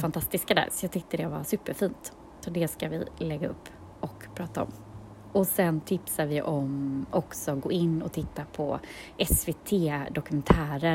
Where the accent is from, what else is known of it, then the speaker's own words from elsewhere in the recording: Gothenburg, Västra Götaland, Sweden; vi är från Göteborg båda två